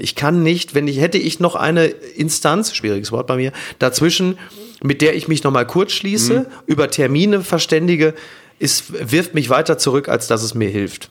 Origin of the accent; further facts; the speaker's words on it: Ruhr area, North Rhine-Westphalia, Germany; ich komme aus dem Ruhrgebiet